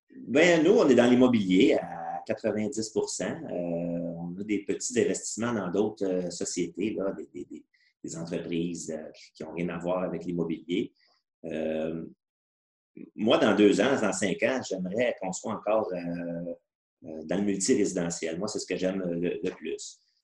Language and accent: French; Granby, Quebec, Canada; depuis qu'on est au monde, en fait, là, euh, on vient de la région de Granby